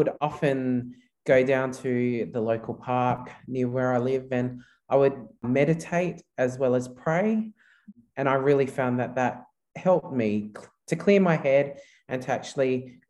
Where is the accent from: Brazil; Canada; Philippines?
Philippines; English is a second language; Yeah, so being a Filipino, very Roman Catholic culture. So I was brought up a Roman Catholic, and I guess that faith and that belief did help me and my family during that time of my father's mental illness.